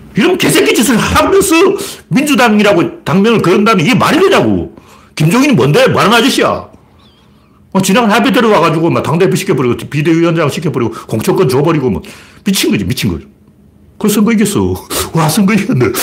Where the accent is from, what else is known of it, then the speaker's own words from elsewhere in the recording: Gyeongju, North Gyeongsang, South Korea; 나처럼 경주 출신을